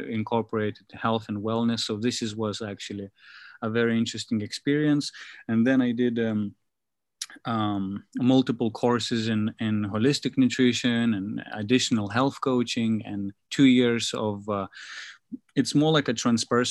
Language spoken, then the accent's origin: English; Lithuania; now in Asia; I'm in from Lithuania